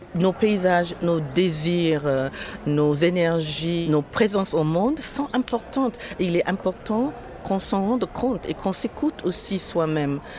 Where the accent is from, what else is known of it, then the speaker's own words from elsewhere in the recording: Marrakesh, Marrakesh-Safi, Morocco; Je viens du fin fond de la Médina de Marrakech avec une mère secrétaire, sept gosses. Mon père s'est barré quand j'avais trois ans